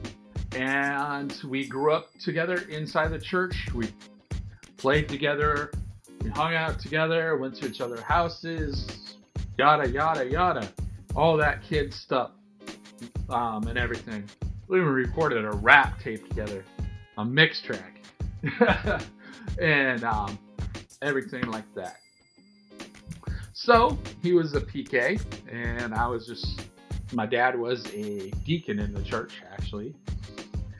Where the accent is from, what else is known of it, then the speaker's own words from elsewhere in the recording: Seattle, Washington, United States; Born and raised in the Seattle, Washington area